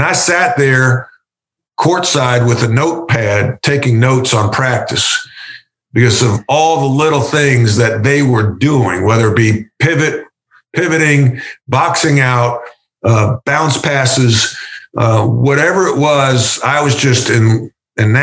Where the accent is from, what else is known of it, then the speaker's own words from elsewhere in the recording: East Meadow, New York, United States; moved away as an adult; also born or lived in North Carolina / Notre Dame; now in Charlotte, United States; I was blessed growing up on Long Island